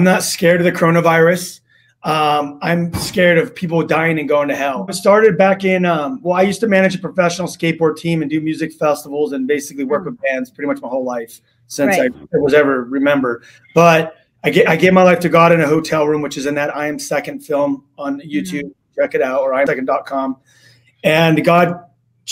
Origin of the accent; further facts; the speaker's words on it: Los Angeles, California, United States; I grew up in Los Angeles